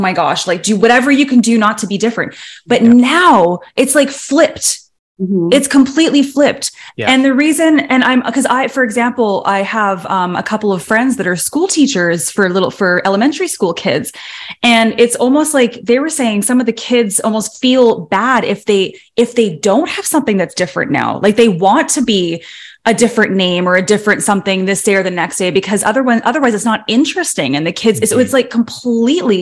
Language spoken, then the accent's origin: English; Vancouver, British Columbia, Canada; also born or lived in Toronto; I was born in Toronto, but I moved to Vancouver, British Columbia when I was quite little